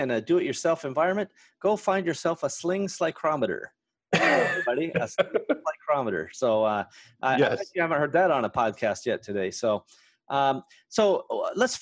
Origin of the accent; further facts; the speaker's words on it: West Coast, United States; us West Coasties